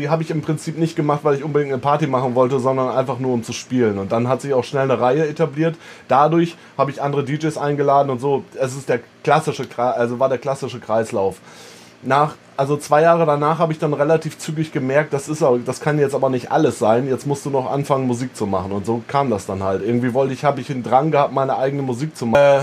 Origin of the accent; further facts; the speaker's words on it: East Frisia, Lower Saxony, Germany; gebürtiger ja. Ostfriesland.